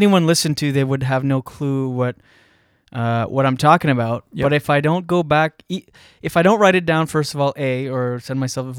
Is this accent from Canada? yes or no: yes; New Brunswick, Canada; I grew up in small town New Brunswick